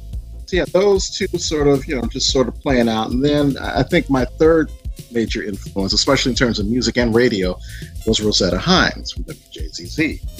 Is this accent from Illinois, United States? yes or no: no; Detroit, Michigan, United States; moved away; also born or lived in New York; growing up in Detroit and in Conic Gardens around that time